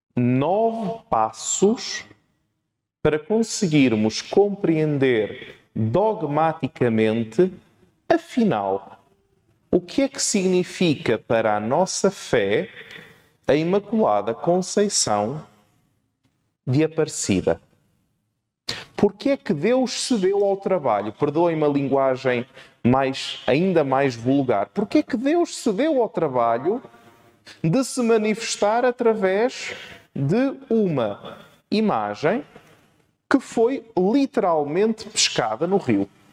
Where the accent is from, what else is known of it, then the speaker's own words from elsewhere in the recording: Portugal; sou português e, portanto, vou falar um português esquisito.